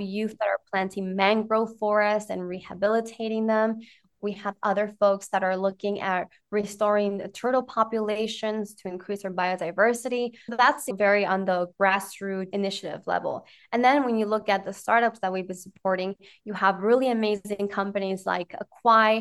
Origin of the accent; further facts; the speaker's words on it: Ecuador; I grew up in Ecuador.